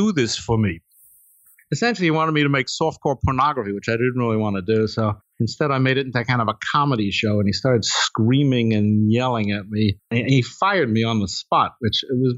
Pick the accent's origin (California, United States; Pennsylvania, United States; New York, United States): New York, United States; Long Island; I grew up in Long Island as a kid